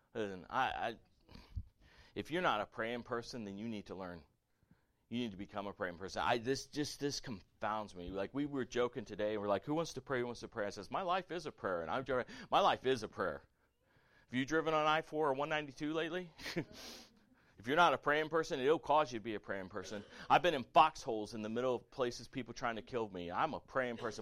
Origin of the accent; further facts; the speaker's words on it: the South, United States; I grew up playing football in the South